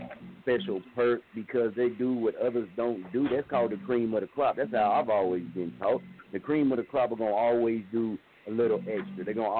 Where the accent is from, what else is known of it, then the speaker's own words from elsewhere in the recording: Muskogee, Oklahoma, United States; Now, I'm from Muskogee. I was staying in Wichita, Kansas.